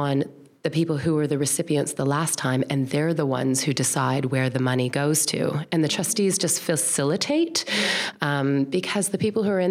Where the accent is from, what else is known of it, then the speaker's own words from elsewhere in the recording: Toronto, Ontario, Canada; moved away as an adult; now in New Zealand; I grew up, my parents, in Toronto.